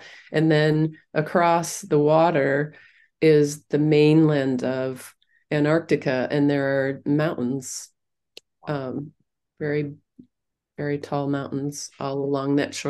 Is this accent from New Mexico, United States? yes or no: no; Minnesota, United States; It was snowy, but it was no worse than a Minnesota winter. I grew up in Minnesota.